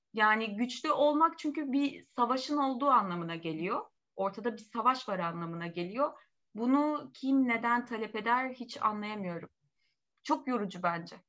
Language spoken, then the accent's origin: Turkish; Turkey; also born or lived in Hasköy; bizim ülkemizde